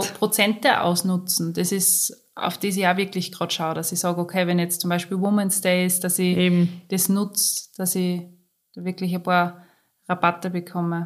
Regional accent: Austria; bei uns in Österreich

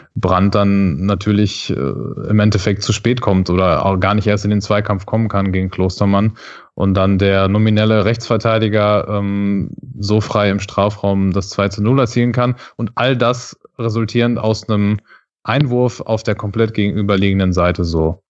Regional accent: Dortmund, North Rhine-Westphalia, Germany; moved away as an adult; now in Düsseldorf, Germany; wohne ich äh, ja auch in Düsseldorf als eigentlich gebürtiger Dortmunder jetzt schon seit ein paar Jahren

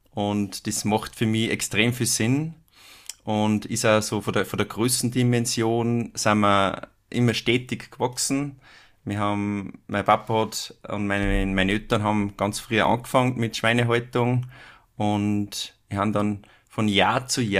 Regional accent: Upper Austria, Austria; ich komme ja aus, aus Oberösterreich, wie du schon gesagt hast, ähm, aus dem schönen Innviertel. Oberösterreich hat ja vier Viertel und ich komme da aus dem Innviertel

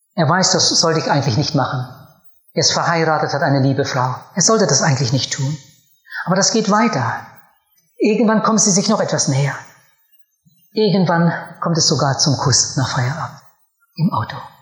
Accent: Germany; Bei uns in meinem Heimatort, da wo ich aufgewachsen bin, gab es früher ein riesiges Gut.

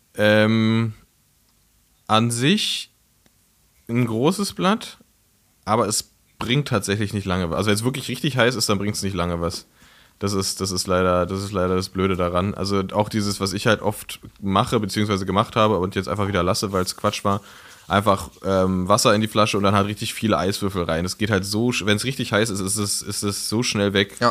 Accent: Berlin, Germany; ich bin ja in Frohnau aufgewachsen, ja. in Reinickendorf

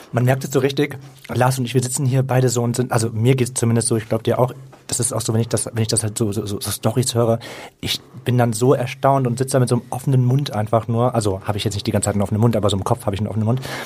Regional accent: Mönchengladbach, North Rhine-Westphalia, Germany; Ich komme aus Mönchengladbach, gebürtig

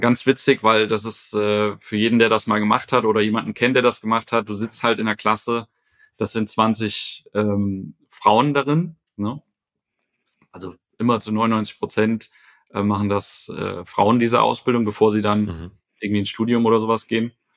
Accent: Fulda, Hesse, Germany; also born or lived in Lisbon; now in Frankfurt, Germany; komme ursprünglich aus Fulda, bin also gebürtiger Hesse

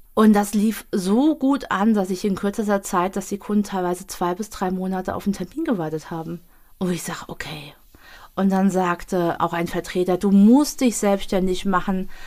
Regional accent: Bad Camberg, Hesse, Germany; also born or lived in Wiesbaden; Kindheit war alles Bad Camberg, bis ich 15,5 war

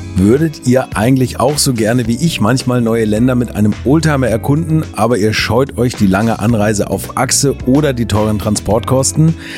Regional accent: Germany; komme ich aus der Nähe von Hamburg oder noch weiter nördlich

